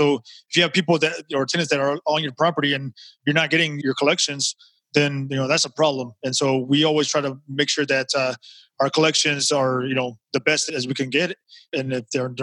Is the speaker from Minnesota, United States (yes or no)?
no; Texas, United States; I'm from Texas. I live in Houston